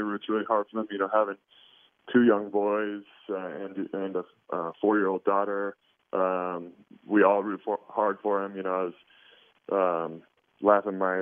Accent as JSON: {"language": "English", "region": "Oregon", "country": "United States", "tie": "born or raised there", "said": "I was born and raised in Oregon"}